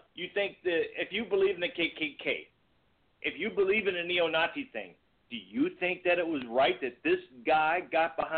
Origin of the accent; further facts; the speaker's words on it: Virginia, United States; now in Missouri, United States; growing up in Virginia